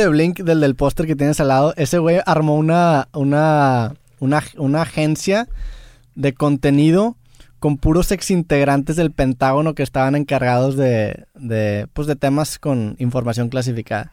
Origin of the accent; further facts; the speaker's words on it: San Pedro Garza García, Nuevo León, Mexico; nací en San Pedro y quiera o no, voy a estar identificado a San Pedro